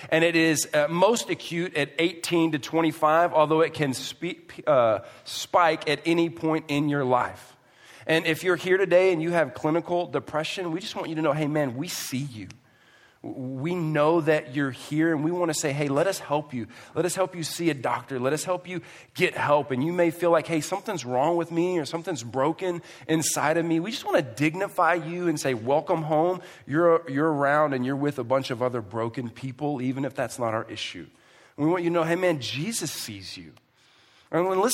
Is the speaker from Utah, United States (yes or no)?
no; Houston, Texas, United States; moved away; I come from Houston.